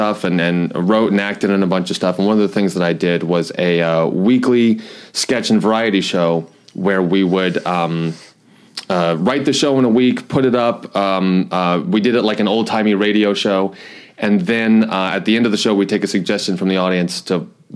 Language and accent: English; Florida, United States; moved away as an adult; also born or lived in North Carolina / Georgia; now in New York, United States; I was born in North Carolina, but left there pretty early. I lived in Florida most of my life, a little bit in Georgia. But actually now I've lived in New York most of my life.